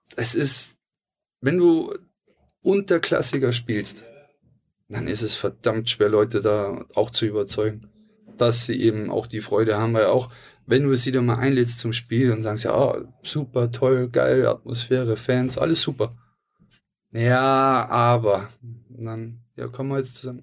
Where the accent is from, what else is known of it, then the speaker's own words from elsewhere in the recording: Hamburg, Germany; weil wir Hamburger sind